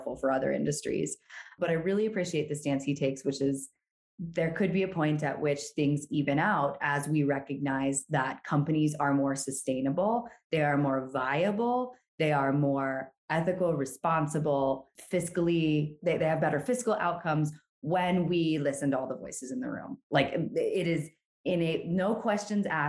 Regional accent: Brevard, North Carolina, United States; I also grew up in Brevard, North Carolina, where the music festival is

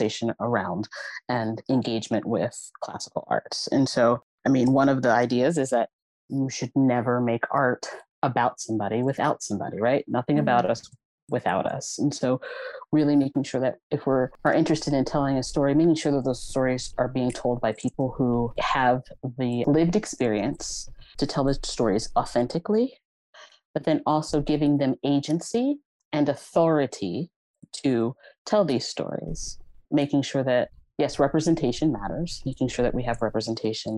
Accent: Philadelphia, Pennsylvania, United States; I grew up in the Mantua section of Philadelphia

